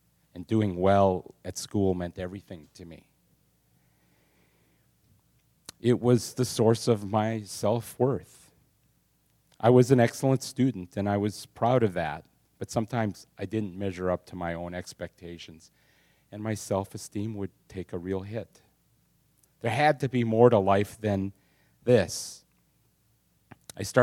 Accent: Sheboygan, Wisconsin, United States; I was born in Sheboygan, Wisconsin, the oldest of four boys

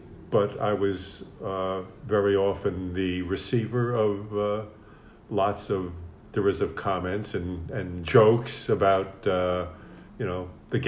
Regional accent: New York City, New York, United States; growing up in the Bronx, I was a Yankee fan. My family was a Yankee fan.

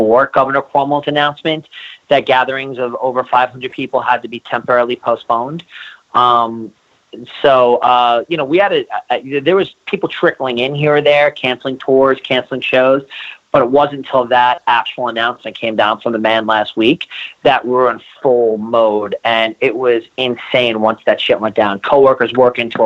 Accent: New York, United States; being a New Yorker

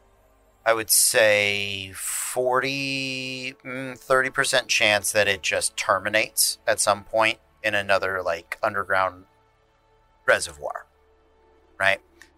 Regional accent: Florida, United States; we're from Florida

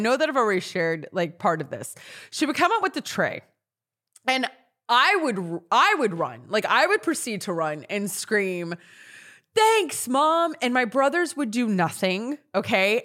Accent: Natchitoches, Louisiana, United States; moved away; I grew up in Louisiana. We all know this, in a town called Natchitoches. It's North Louisiana.

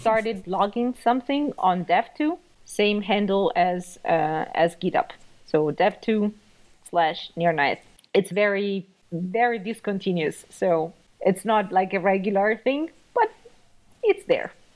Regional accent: Italy; moved away as an adult; now in Germany; I'm actually from Italy. I moved to Germany uh, in 2013 to see what I can do about my career

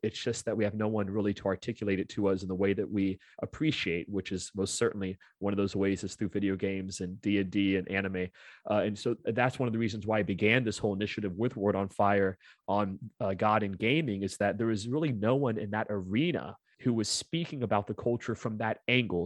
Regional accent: Orlando, Florida, United States; I'm born and raised in Orlando

